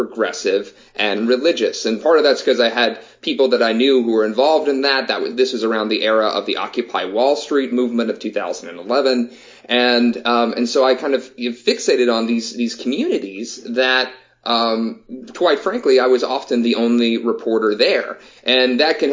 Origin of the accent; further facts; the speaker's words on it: the Southeast, United States; growing up in the Southeast, ever since I was born